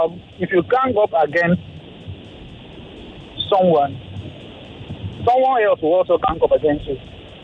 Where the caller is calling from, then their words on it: Ikoyi, Lagos, Nigeria; I'm reaching from Ikoyi right now.